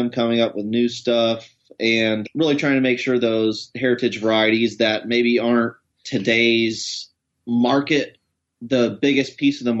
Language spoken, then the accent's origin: English; East Coast, United States; also born or lived in Washington; now in Portland, United States; I'm originally from the East Coast, but lived in Washington for a long time